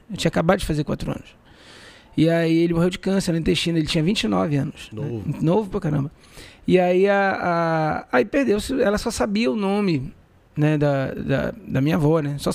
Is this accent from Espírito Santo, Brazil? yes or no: no; Belém, Pará, Brazil; porém, eu sou nascido e criado aqui.